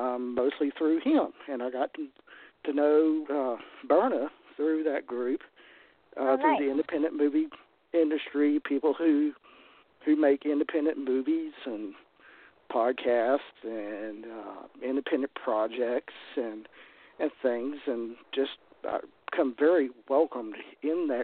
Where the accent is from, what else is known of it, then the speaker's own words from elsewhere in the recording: Triad area of North Carolina, United States; accent: Southern; moved away as an adult; now in Galax, United States; originally I'm from the Triad area of North Carolina.